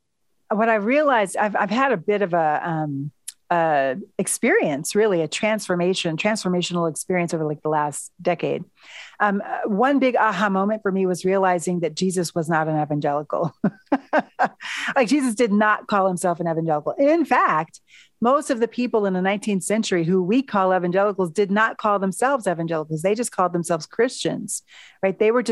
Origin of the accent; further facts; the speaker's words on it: United States; also born or lived in New York City / Washington, D.C.; I'm American